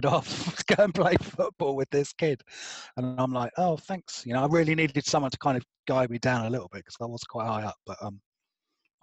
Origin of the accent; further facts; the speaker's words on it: Albury, South East England, United Kingdom; accent: posh; now in London, United Kingdom; I grew up in a tied cottage next to a churchyard in a little village called Albury